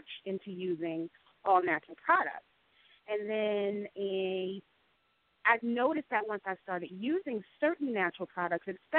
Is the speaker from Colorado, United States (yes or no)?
no; New Jersey, United States; I was born in New Jersey, born and raised in New Jersey